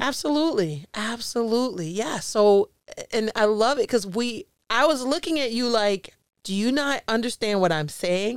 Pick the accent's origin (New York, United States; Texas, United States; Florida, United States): Florida, United States; Jacksonville; also born or lived in Chicago; I was born in Chicago, but I was raised in Jacksonville